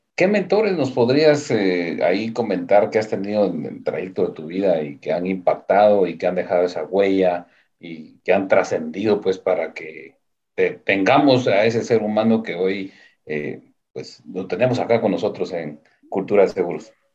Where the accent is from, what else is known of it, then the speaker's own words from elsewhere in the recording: Antigua Guatemala, Sacatepéquez, Guatemala; yo soy de la Antigua, yo soy panza verde